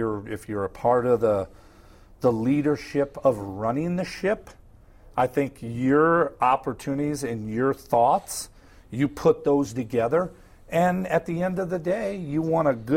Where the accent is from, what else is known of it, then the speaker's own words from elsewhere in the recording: Midwest, United States; growing up in the Midwest